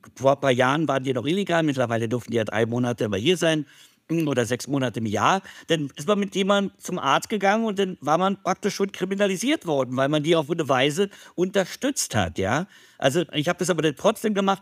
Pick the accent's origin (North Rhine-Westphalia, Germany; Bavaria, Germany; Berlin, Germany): Berlin, Germany; Als ich aufgewachsen bin in West-Berlin